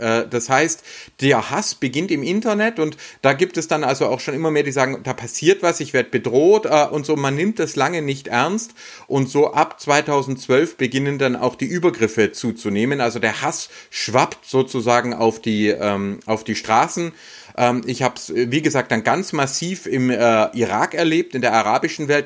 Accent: Baden-Württemberg, Germany; hier bei uns in Baden-Württemberg

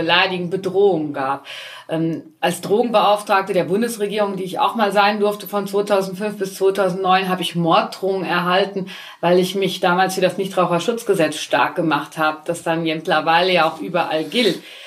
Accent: Altenkirchen, Rhineland-Palatinate, Germany; now in Forst an der Sieg, Germany; ich selbst äh, komme aus dem Westerwald, gebürtig aus Altenkirchen

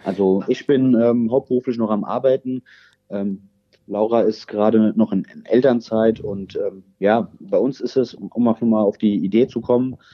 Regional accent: Rosbach vor der Höhe, Hesse, Germany; moved away as an adult; now in Rockenberg, Germany; bin ja eigentlich ein Ur-Rosbacher

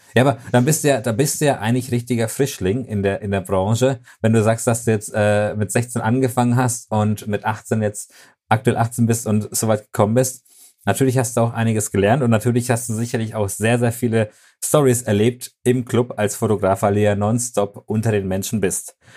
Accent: Germany; bei uns in Deutschland

